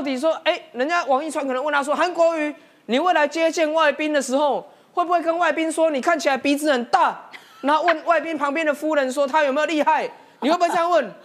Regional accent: Taiwan; 我们台湾人

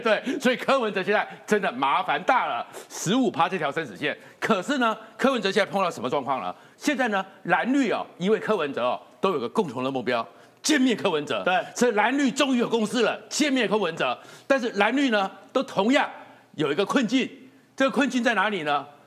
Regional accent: Taiwan; 我是眷村长大的

